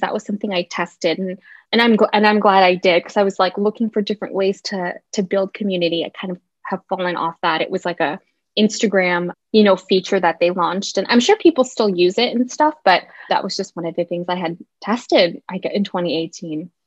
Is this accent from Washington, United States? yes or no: yes; Seattle, Washington, United States; also born or lived in Orange County; I grew up in Seattle. We moved here when I was in time for kindergarten, so like five or six.